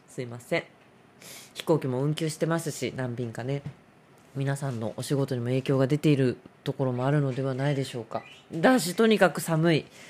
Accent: Kanto, Japan; 私たち関東人は雪に弱いですから

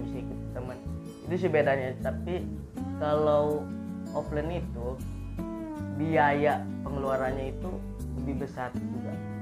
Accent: Tangerang, Banten, Indonesia; now in Serang, Indonesia; asal dari Tangerang

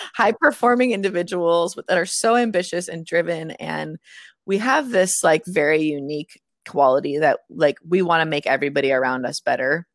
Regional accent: Moraga, California, United States; moved away; also born or lived in Atlanta / Boston; I, I'm from Moraga

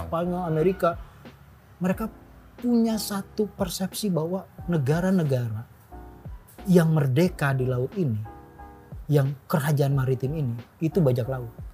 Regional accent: Jakarta, Indonesia; Tuhan nurunin gue jadi orang Betawi

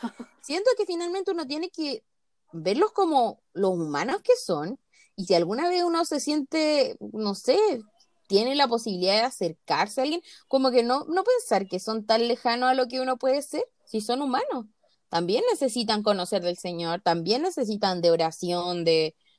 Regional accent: Chile; Ni a los chilenos nos gustan los chilenos

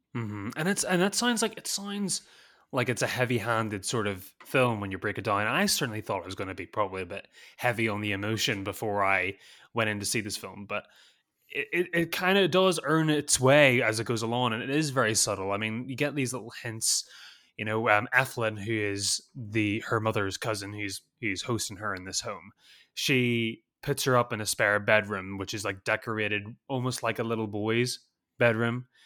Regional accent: Northern Ireland, United Kingdom; moved away; I'm not from Southern Ireland, I'm from Northern Ireland

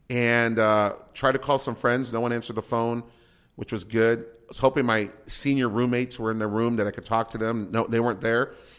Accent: San Antonio, Texas, United States; moved away as an adult; now in Corunna, United States; I'm a Texan.

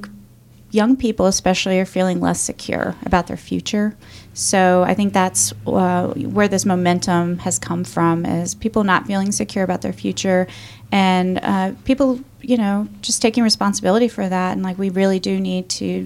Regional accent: Roanoke, Virginia, United States; I'm from Roanoke, Virginia. I grew up a kind of lower income family. I didn't really understand a lot of opportunities that existed for me here

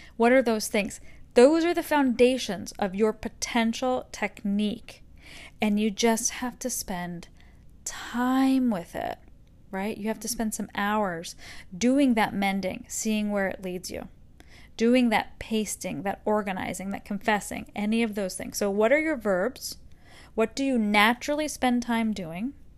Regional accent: Northeast, United States; now in Texas, United States; I'm from the Northeast

